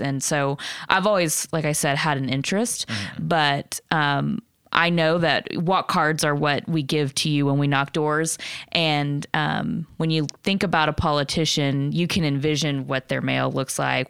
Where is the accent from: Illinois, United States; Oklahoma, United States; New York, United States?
Oklahoma, United States; Lawton; also born or lived in Nebraska; I grew up in Lawton.